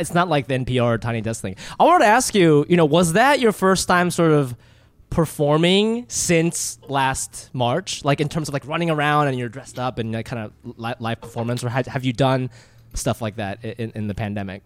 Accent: Ohio, United States; I grew up in Ohio.

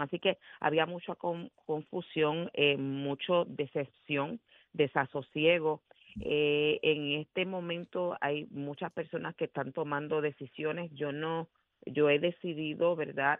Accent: Puerto Rico; no representan lo que nosotros somos en, esencia como puertorriqueños

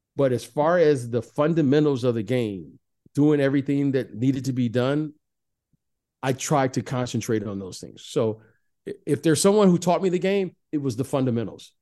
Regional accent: Detroit, Michigan, United States; Growing up in Detroit

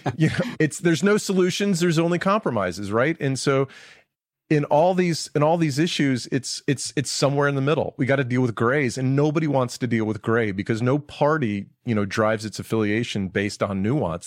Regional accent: Georgia, United States; moved away; I'm from Georgia

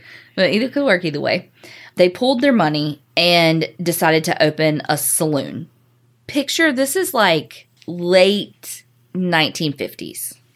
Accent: the South, United States; accent: southern; also born or lived in Houston; how i say stuff in Spanish with my southern accent

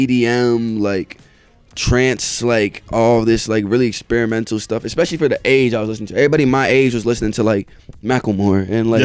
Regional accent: Indiana, United States; also born or lived in South Carolina; I live in Indiana, but I'm born in South Carolina.

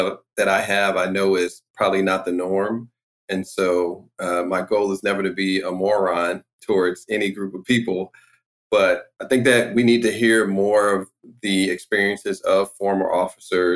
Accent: St. Louis, Missouri, United States; I am from St. Louis

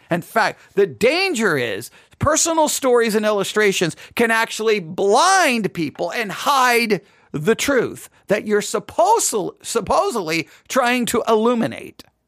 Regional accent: West Texas, United States; accent: West Texas; My West, my West Texas accent

